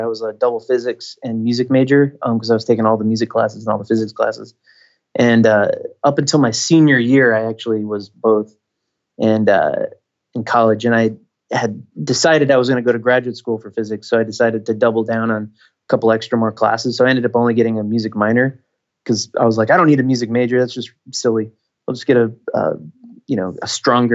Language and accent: English; Michigan, United States; moved away; I grew up in Michigan, so I grew up around snow